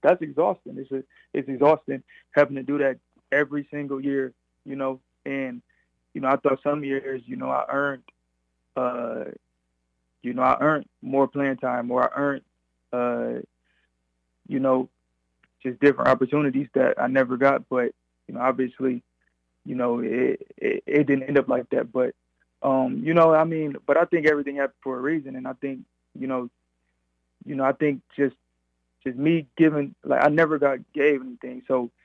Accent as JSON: {"language": "English", "town": "Grand Rapids", "region": "Michigan", "country": "United States", "tie": "born or raised there", "moved": "yes", "said": "I'm from Michigan, and, you know, I wouldn't mind playing for my hometown team"}